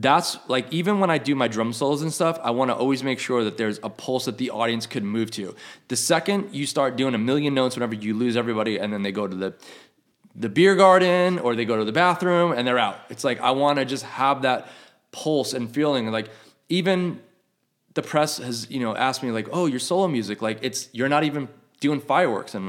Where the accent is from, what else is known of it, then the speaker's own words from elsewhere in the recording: New York, United States; moved away as an adult; I grew up in New York